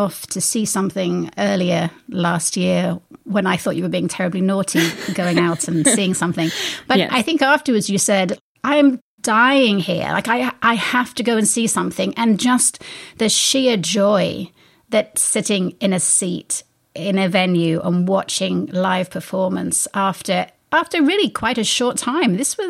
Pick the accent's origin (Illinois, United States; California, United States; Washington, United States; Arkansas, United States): Arkansas, United States; You know, I'm actually from Arkansas, but I perfected this English accent.